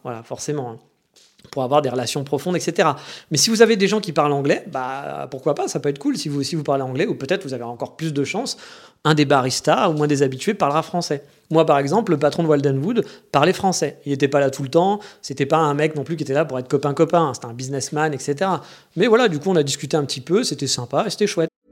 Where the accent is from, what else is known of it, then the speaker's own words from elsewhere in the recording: France; moved away as an adult; also born or lived in Japan; Je savais pas que j'étais français